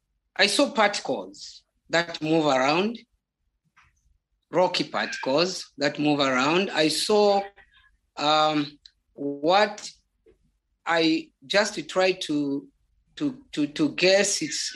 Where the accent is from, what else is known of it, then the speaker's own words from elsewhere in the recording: Zambia; first language Bemba; English is a second language; There is a language we call Bemba. That is my mother tongue.